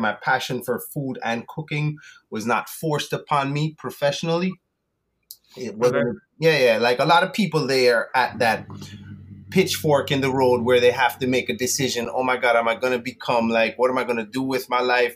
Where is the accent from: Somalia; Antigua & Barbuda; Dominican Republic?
Antigua & Barbuda; moved away; also born or lived in United Kingdom / South Florida, United States; i was born in the uk to west indian parents my mom is jamaican my dad is antiguan i grew up in antigua but i lived in the us for a little bit south florida